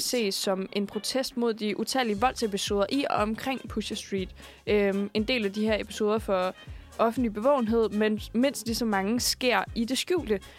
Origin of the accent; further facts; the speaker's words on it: Roskilde, Zealand, Denmark; jeg er fra Roskilde